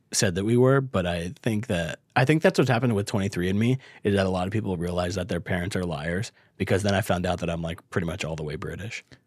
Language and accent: English; Bakersfield, California, United States; I'm from Bakersfield.